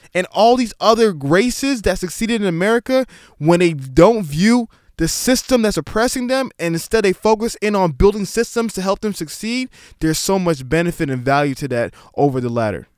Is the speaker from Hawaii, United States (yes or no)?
no; New York City, New York, United States; I was born in Staten Island, New York, but both my parents are Nigerian